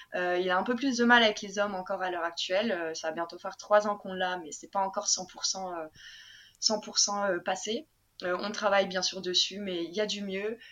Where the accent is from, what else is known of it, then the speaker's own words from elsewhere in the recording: Lille, Hauts-de-France, France; also born or lived in Japan; je viens de Lille hein, de base